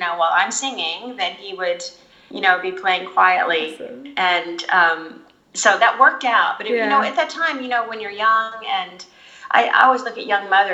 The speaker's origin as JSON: {"language": "English", "region": "Oklahoma", "country": "United States", "tie": "born or raised there", "moved": "as an adult", "said": "I was raised in Oklahoma for 22 years"}